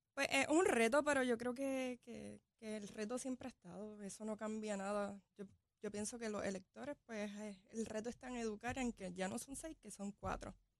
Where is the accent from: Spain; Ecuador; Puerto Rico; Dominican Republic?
Puerto Rico; Barceloneta; Soy de Barceloneta, soy natural de Barceloneta, capitana de Arecibo